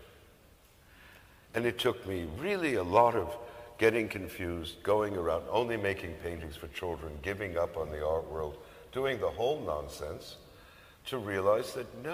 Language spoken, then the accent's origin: English; New York City, New York, United States; where I grew up in the South Bronx